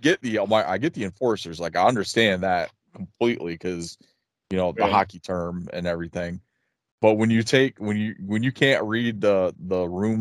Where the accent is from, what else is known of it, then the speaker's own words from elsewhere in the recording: Elmira, New York, United States; my hometown, Elmira, New York, has a minor league hockey team.